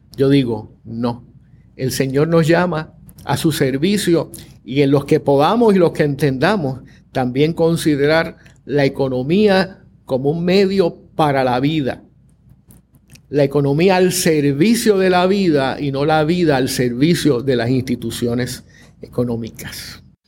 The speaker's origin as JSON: {"language": "Spanish", "country": "Puerto Rico", "said": "somos puertorriqueños, caribeños, latinoamericanos, occidentales"}